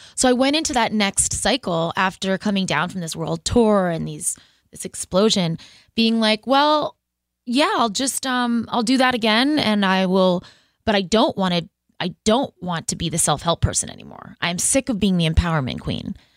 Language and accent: English; Boston, Massachusetts, United States; I'm from Boston